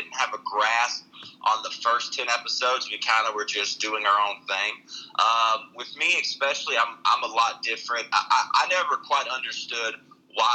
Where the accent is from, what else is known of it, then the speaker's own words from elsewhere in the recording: Alabama, United States; now in Las Vegas, United States; I am from Alabama.